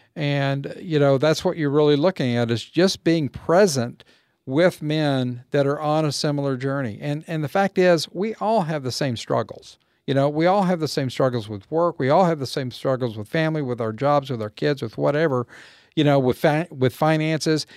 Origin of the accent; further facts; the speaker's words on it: Waco, Texas, United States; moved away as an adult; also born or lived in California / Mississippi; as we moved away from Waco and, and moved away from our roots